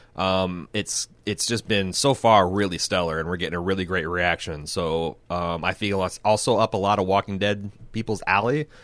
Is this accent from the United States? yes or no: yes; Midwest, United States; I'm from the Midwest